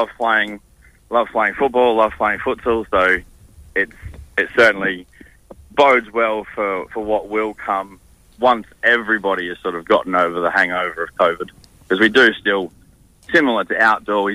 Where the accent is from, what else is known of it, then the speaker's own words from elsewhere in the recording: Queensland, Australia; moved away as an adult; now in Perth, Australia; there certainly will always be a part of me that calls Queensland home, but Perth and WA certainly is home